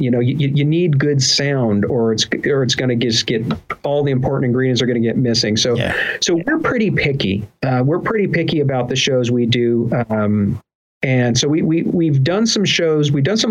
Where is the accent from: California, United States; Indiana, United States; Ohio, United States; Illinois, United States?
California, United States; I got into languages and I picked up Spanish, from my mom and, also just from growing up in Southern California